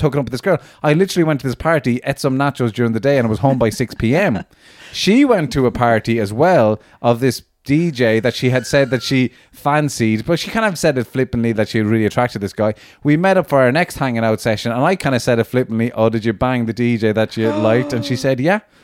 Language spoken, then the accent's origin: English; Cork, Munster, Ireland; I grew up in Cork